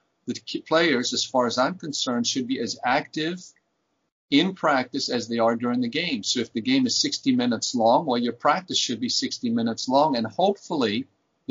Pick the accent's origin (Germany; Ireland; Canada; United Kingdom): Germany; now in United States; I was born and raised in Germany as a Flüchtling